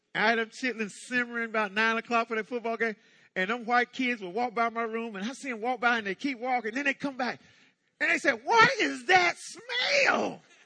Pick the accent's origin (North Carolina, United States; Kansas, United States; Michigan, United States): North Carolina, United States; Hookerton; I was born in North Carolina, uh, 1957, uh, in the midst of some racial stuff. Um, little town called Hookerton.